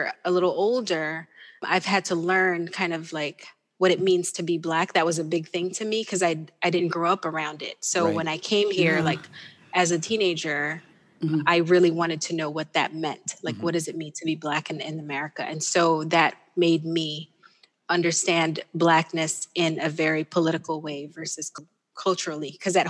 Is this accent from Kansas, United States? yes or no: yes; Wichita, Kansas, United States; Yeah. But then I think when you have a military base, you're bound to have Filipinos, Filipino wives there, you know? So we had a community, and then that was what I was around